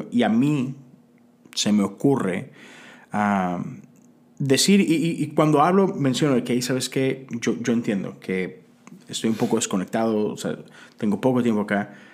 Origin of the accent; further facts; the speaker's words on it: Mexico; moved away as an adult; yo crecí toda mi vida en México, ¿no? Tengo 10 años acá.